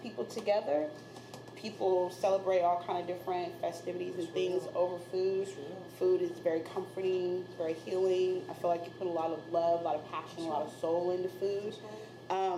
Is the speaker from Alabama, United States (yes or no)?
no; Los Angeles, California, United States; moved away; also born or lived in Newport News, Virginia; I'm from California, born and raised LA.